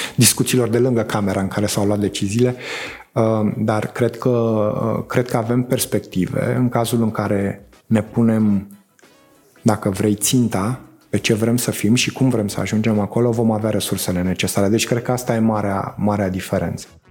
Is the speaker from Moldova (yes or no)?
no; Romania; România e țara mea